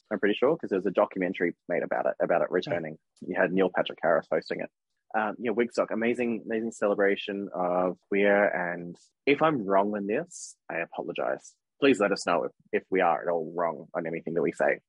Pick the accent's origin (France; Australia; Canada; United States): Australia; I'm an Aussie